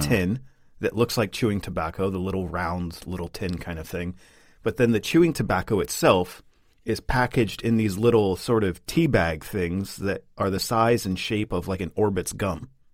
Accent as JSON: {"language": "English", "country": "United States", "moved": "yes", "lives_now": "Sweden", "said": "as an American"}